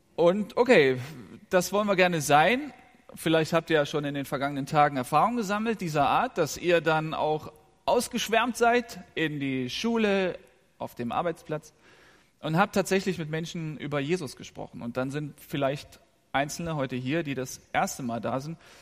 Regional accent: Rhineland, Germany; Ich bin im Rheinland aufgewachsen

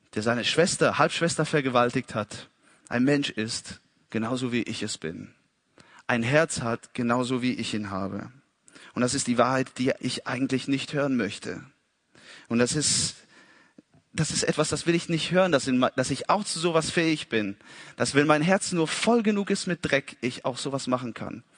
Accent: Italy; als Italiener

